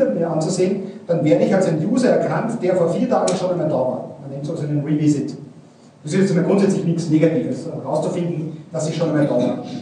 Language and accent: German; Salzburg, Austria; now in Mühlviertel, Austria; ich komme aus Salzburg, ja, wohne zwar in Mühlviertel, aber ich bin in Salzburg.